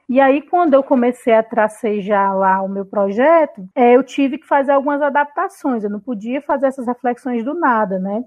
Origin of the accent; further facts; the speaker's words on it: Fortaleza, Ceará, Brazil; Eu sou fortalezense mesmo, né? Sou cearense nata.